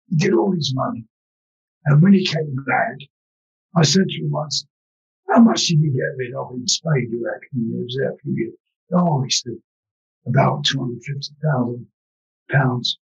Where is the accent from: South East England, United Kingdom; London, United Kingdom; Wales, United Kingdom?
London, United Kingdom; because I'm an East London boy, you know. We were poor, but at least we had good manners.